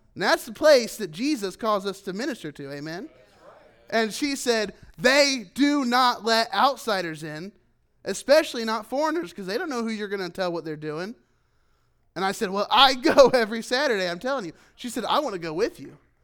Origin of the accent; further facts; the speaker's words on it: United States; moved away as an adult; as an American, as a foreigner